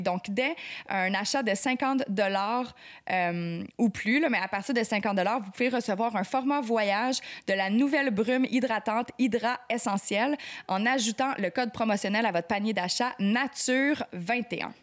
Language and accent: French; Quebec, Canada; on dit qu'on est québécois